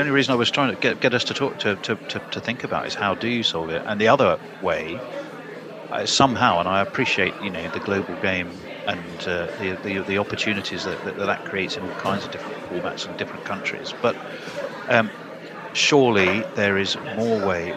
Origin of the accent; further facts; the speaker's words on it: England, United Kingdom; we're English